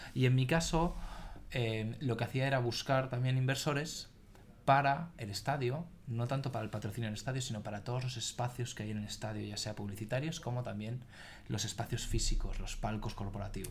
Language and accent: Spanish; Barcelona, Catalonia, Spain; soy un chico de Barcelona, Em, tengo 36 años, casado, sin hijos. Eh, estudié, estudié aquí, tanto el colegio como la universidad